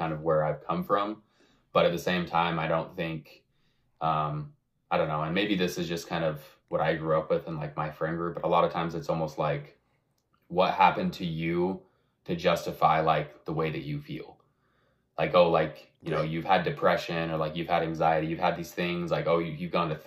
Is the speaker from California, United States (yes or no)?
no; Rigby, Idaho, United States; now in Utah, United States; I'm from Rigby, Idaho. I've lived most of my life kind of up in this area. I'm in Utah now.